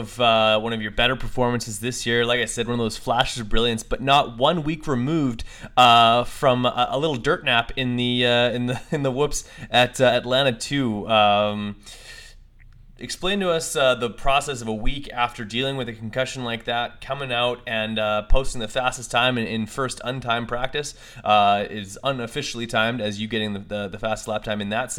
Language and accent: English; Winnipeg, Manitoba, Canada; I'm from Winnipeg, Manitoba